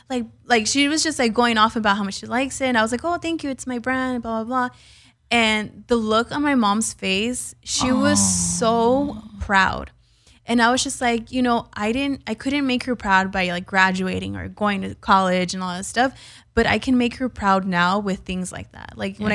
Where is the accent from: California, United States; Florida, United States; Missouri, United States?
California, United States; But I was born and raised in the Valley.